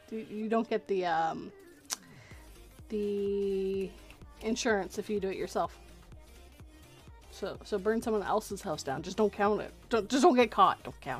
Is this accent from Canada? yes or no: yes; Canada; I'm Canadian